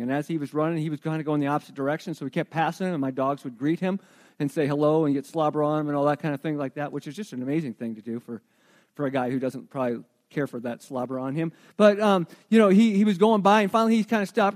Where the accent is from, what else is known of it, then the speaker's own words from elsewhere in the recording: Arizona, United States; now in New Mexico, United States; I grew up in Arizona where there was no such thing as fall.